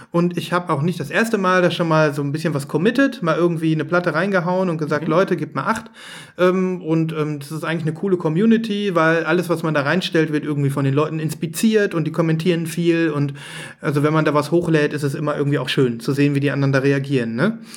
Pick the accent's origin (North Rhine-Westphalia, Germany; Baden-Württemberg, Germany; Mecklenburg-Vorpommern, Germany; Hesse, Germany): North Rhine-Westphalia, Germany; Düsseldorf; Dann fragen die, wo kommt ihr her? Dann sagen wir aus Düsseldorf